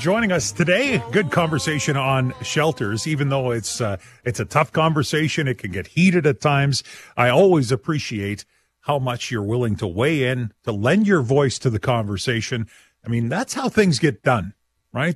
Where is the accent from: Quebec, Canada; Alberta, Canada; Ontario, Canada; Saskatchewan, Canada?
Saskatchewan, Canada; we are all from Saskatchewan